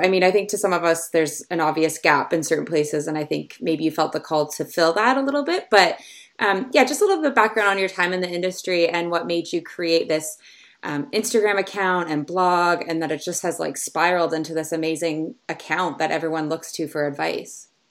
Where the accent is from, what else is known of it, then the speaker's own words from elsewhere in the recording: Canada; I grew up in Canada sailing and just sailing on the, the lakes and the rivers and things around here.